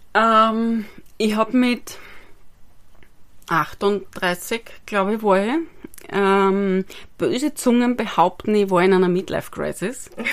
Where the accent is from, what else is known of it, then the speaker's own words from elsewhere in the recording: Styria, Austria; moved away as an adult; also born or lived in Vienna; ich bin gebürtige Steuerin